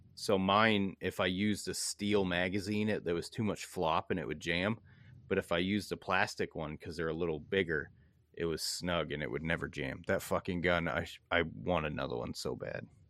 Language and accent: English; Bangor, Maine, United States; I come from Bangor, Maine.